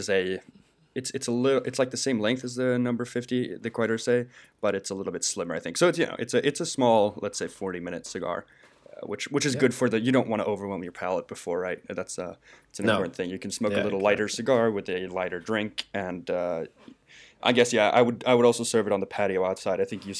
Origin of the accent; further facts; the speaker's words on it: Chile; born there; I was born in Chile. I went back a few years ago, love the place